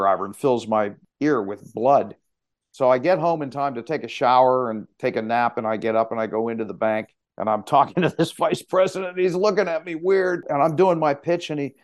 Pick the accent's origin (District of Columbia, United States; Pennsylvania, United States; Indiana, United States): Pennsylvania, United States; Pittsburgh; also born or lived in Boston; now in New Hampshire, United States; I was born and raised in Pittsburgh